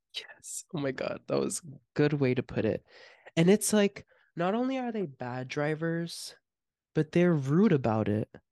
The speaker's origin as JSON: {"language": "English", "town": "Miami", "region": "Florida", "country": "United States", "said": "we're from Miami and not, like, from outside of it"}